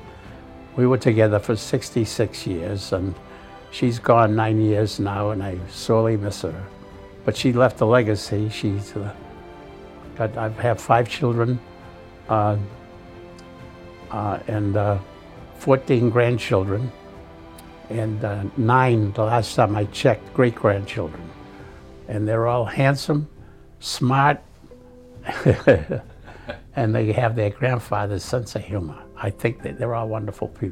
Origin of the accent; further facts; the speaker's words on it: Boston, Massachusetts, United States; I was born in Boston, Mass. I was born at home in my mother's bed.